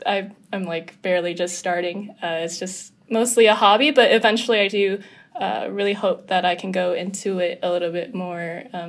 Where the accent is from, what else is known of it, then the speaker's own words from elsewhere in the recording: Los Angeles, California, United States; my brothers and I, we were all born and raised in LA. I went to school in Pepperdine, so very just local to here, but grew up very conscious of my Korean background.